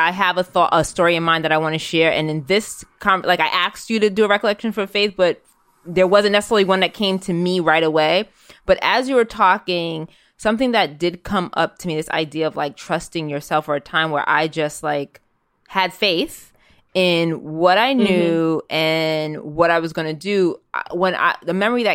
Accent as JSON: {"language": "English", "town": "New York City", "region": "New York", "country": "United States", "tie": "born or raised there", "said": "I'm a kid that grew up in New York City"}